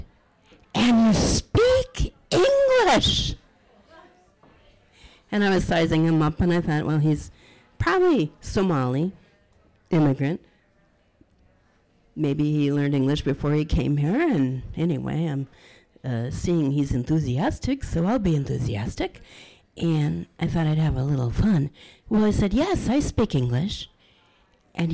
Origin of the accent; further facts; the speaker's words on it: Minneapolis, Minnesota, United States; also born or lived in St. Paul; I was born in Minneapolis, and I live in St. Paul